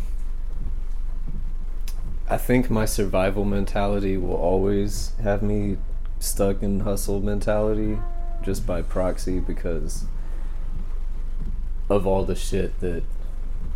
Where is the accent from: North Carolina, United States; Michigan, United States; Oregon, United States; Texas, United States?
Texas, United States; Hill Country; I was born in Hill Country in Texas